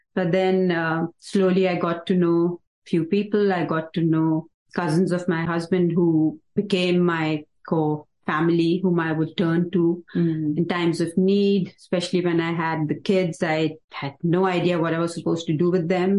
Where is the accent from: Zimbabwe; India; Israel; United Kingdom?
India; Mukteshwar, Uttarakhand; moved away as an adult; now in United States; So I grew up in Nainital district and in a small little town called Mukteshwar.